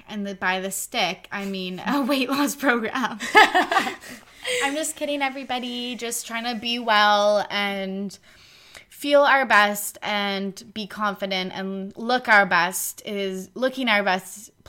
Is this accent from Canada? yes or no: yes; Canada; And we're Canadian.